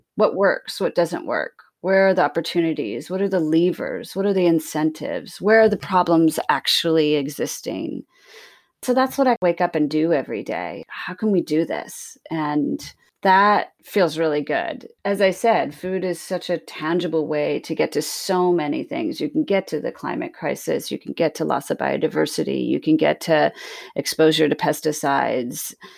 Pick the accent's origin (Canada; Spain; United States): United States; Sacramento, California; moved away as an adult; also born or lived in Bermuda / Hudson Valley, New York; growing up in Sacramento, California, and I was the youngest of five